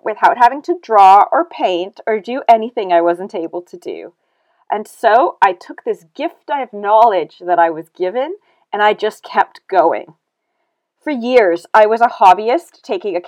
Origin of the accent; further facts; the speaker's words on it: Canada; moved away as an adult; now in United Kingdom; I was born and raised in Canada